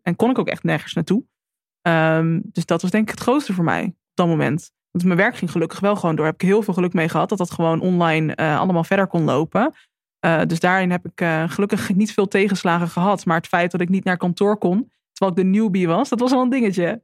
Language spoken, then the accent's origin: Dutch; Drenthe, Netherlands; moved away as an adult; also born or lived in Alkmaar; ik kom uit Drenthe en ik ben in eerst in Alkmaar gaan wonen.